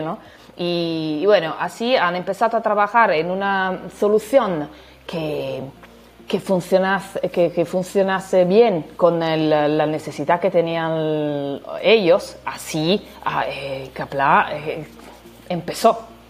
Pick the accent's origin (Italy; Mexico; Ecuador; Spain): Italy; Spanish is a second language; now in Turin, Italy; soy italiana